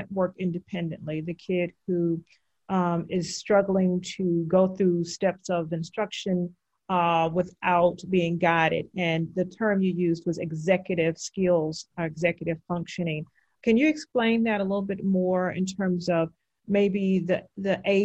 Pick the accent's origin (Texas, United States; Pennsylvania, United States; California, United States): Texas, United States; Houston; I grew up in Houston